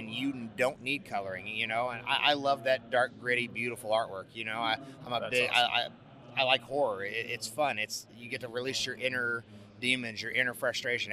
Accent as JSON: {"language": "English", "region": "California", "country": "United States", "tie": "born or raised there", "said": "I grew up in California and I never got the new school supplies"}